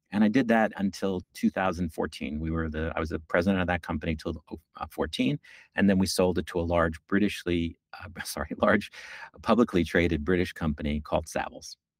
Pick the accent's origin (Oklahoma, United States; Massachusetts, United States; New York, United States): New York, United States; I'm a New Yorker, born and bred. As they say, I've lived here my entire life except for the six years that I went to college.